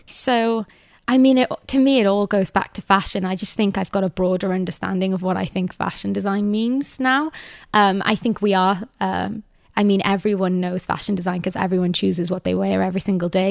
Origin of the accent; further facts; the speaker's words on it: Cardiff, Wales, United Kingdom; moved away; also born or lived in Manhattan; I've only lived in one house for my entire life, um, and that is in Cardiff.